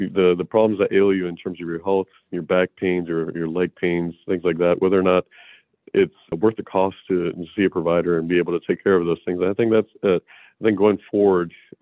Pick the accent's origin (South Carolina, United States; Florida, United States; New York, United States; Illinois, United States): Florida, United States; moved away as an adult; also born or lived in Houston, Texas / Madison, Wisconsin; now in Austin, United States; I'm originally from Florida. I was raised in Florida